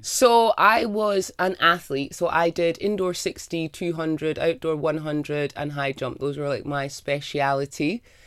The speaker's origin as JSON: {"language": "English", "region": "Scotland", "country": "United Kingdom", "tie": "born or raised there", "said": "the time I grew up in Scotland"}